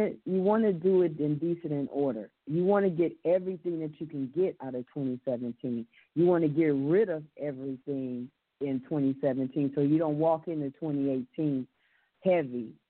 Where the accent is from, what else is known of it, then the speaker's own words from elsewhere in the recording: West Hollywood, California, United States; moved away as an adult; also born or lived in Santa Monica, California; now in Savannah, Georgia, United States; I was born and raised in California. I was born in Santa Monica, California. I grew up in West Hollywood